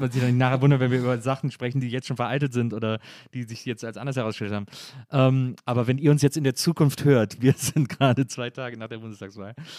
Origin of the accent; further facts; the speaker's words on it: Germany; als Deutsche